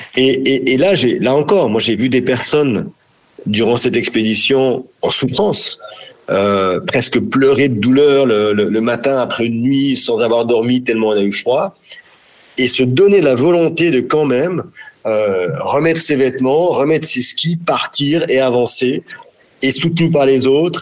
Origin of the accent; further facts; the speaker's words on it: France; chez nous, en France, en Europe